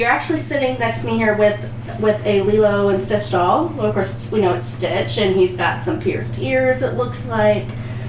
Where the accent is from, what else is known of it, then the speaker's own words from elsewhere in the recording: Virginia, United States; Well, of course, and I'm from Virginia, so I'm like two up, two down.